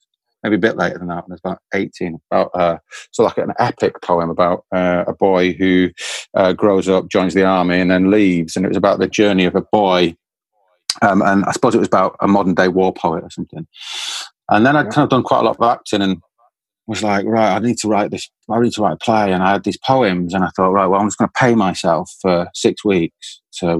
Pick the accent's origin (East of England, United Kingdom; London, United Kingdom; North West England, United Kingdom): North West England, United Kingdom; Manchester; I'm from Manchester, and I'd go past the Royal Exchange on a bus